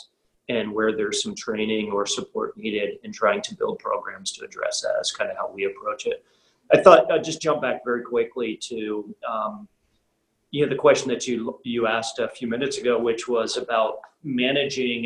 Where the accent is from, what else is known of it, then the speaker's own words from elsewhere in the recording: United States; moved away as an adult; now in Europe; I'm an American living and working here in Europe